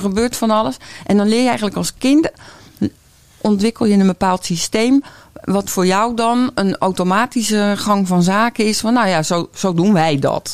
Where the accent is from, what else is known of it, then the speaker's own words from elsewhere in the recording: Noordwijk, South Holland, Netherlands; Ik kom uit Noordwijk en ik ben paardencoach